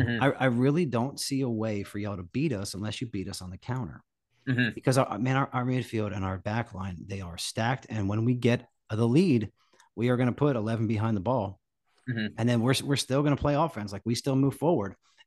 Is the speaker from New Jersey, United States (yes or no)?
yes; New Jersey, United States; I'm from Jersey, man.